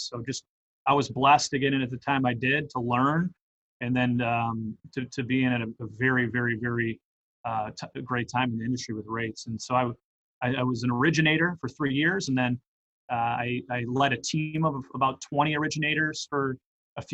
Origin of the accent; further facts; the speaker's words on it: Detroit, Michigan, United States; I grew up in Metro Detroit